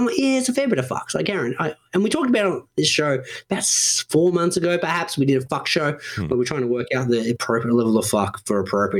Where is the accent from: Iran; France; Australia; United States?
Australia; Sydney, New South Wales; It's the Westie thing. We're from the Western suburbs.